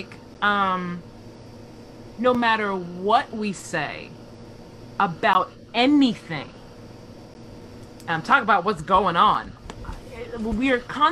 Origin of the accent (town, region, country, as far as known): United States